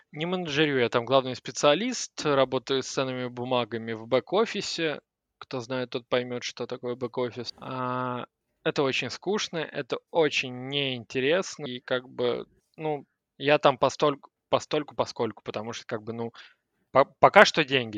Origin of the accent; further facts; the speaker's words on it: Moscow, Russia; я москвич, который хочет свалить.